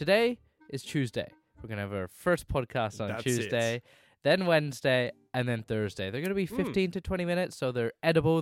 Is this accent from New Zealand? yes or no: no; Scotland, United Kingdom; I'm from the part of America that's called Scotland